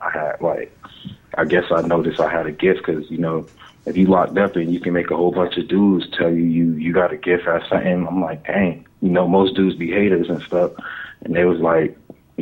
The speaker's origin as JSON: {"language": "English", "town": "Miami", "region": "Florida", "country": "United States", "tie": "born or raised there", "also_born_or_lived": "Clearwater", "lives_now": "Tampa, United States", "said": "I was born in Miami"}